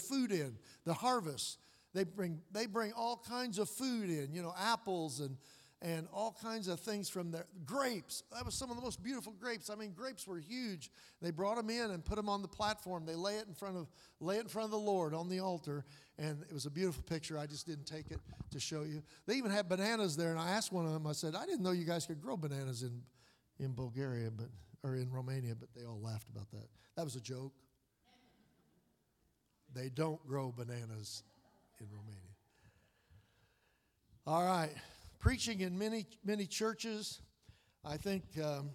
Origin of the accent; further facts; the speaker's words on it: United States; I'm American